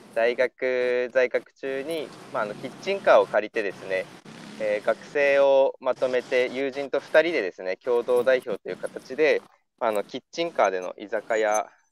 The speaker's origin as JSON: {"language": "Japanese", "town": "Hiranai", "region": "Aomori", "country": "Japan", "tie": "born or raised there", "also_born_or_lived": "Sendai", "said": "青森県の、えー、ホタテの養殖加工屋さんで生まれ育った"}